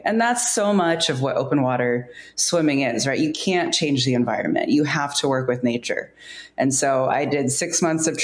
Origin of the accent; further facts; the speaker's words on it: San Francisco Bay Area, California, United States; also born or lived in San Diego; I grew up here in the Bay Area. I'm a native of the San Francisco Bay Area